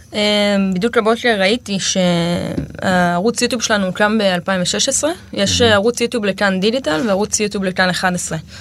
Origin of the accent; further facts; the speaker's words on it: Amiad, Northern District, Israel; also born or lived in Kibbutz Hulata; now in Hulata, Israel; אני מעמיעד, ליד צומת עמיעד